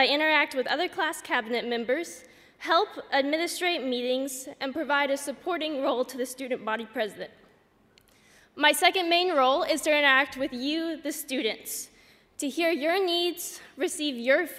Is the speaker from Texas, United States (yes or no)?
yes; Fort Worth, Texas, United States; moved away as an adult; I'm from Fort Worth, Texas, and I'm blessed to be in a place like Asbury that has become a home away from home for me.